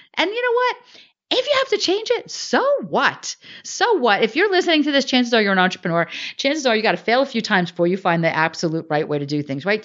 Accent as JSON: {"language": "English", "region": "Northern New Jersey", "country": "United States", "tie": "born or raised there", "said": "I grew up in Northern New Jersey."}